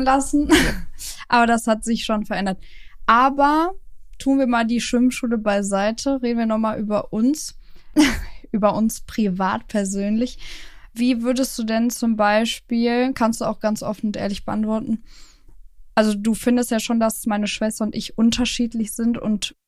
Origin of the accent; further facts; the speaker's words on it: Cologne, North Rhine-Westphalia, Germany; moved away; also born or lived in Hürth; Wir kommen ja ursprünglich aus Köln bzw. Hürth.